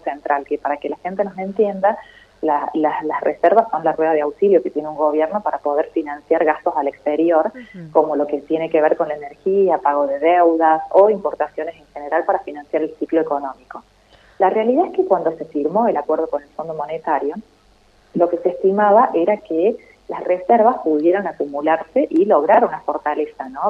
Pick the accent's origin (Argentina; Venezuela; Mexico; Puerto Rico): Argentina